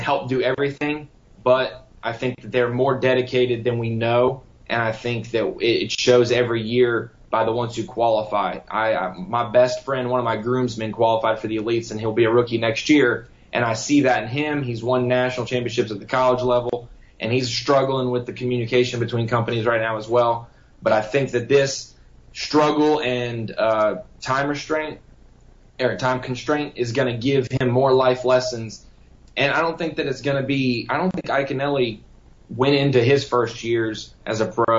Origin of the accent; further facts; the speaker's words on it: North Carolina, United States; also born or lived in Florida; I was born in Florida, raised in North Carolina.